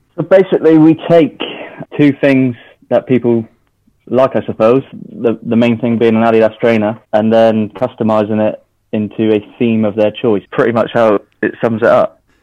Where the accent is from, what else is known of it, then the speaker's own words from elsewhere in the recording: Devon, South West England, United Kingdom; I was born in Devon, so I'm I'm Devon born and bred. We live down here